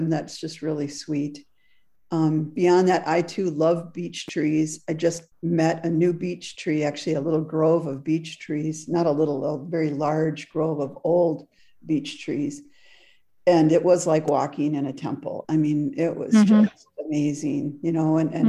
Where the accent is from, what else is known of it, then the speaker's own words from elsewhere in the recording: Wisconsin, United States; moved away as an adult; also born or lived in Frankfurt, Germany; now in Southern Oregon, United States; it took me, you know, 55 years to learn the trees in Wisconsin